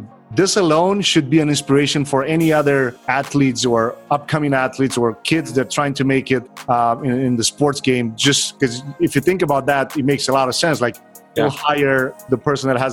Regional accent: Romania; now in United States; I'm originally from Romania

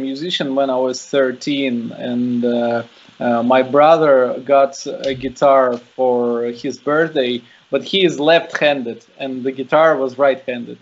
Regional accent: Saint Petersburg, Russia; I'm from St. Petersburg, Russia.

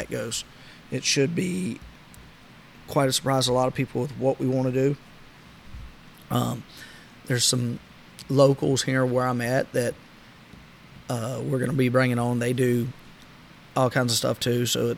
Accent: South Louisiana, United States; Growing up in South Louisiana

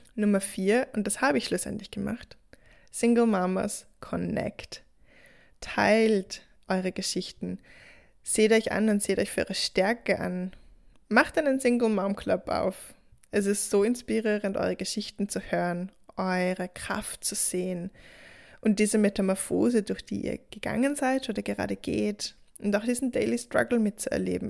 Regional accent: Austria; bei uns in Österreich

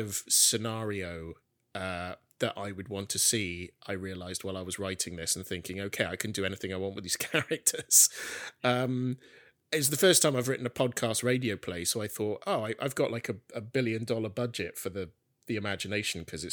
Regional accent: Welsh town, Wales, United Kingdom; my little Welsh town that I grew up

